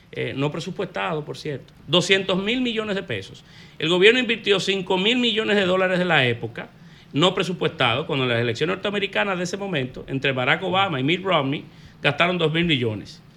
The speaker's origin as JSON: {"language": "Spanish", "country": "Dominican Republic", "said": "como dominicanos"}